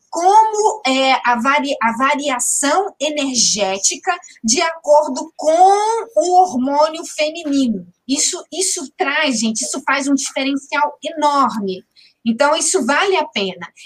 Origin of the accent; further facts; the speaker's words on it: Amazonas, Brazil; porque eu tenho a perna dessa, um mocotozão, sou amazonense, bem típica